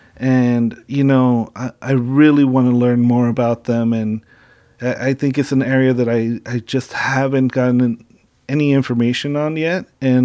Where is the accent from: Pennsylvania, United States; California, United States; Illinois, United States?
California, United States; Southern; I'm from SoCal